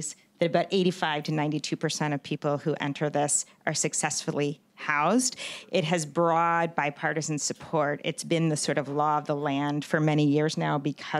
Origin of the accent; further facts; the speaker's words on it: New York, United States; now in San Francisco, United States; New York, I'm from New York